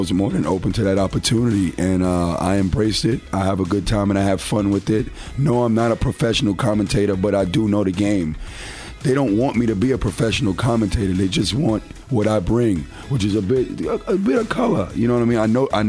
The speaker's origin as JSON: {"language": "English", "town": "New York City", "region": "New York", "country": "United States", "tie": "born or raised there", "moved": "as an adult", "said": "growing up in New York"}